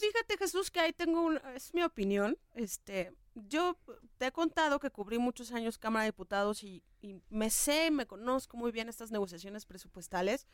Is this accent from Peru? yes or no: no; Mexico; la educación que tenemos como mexicanos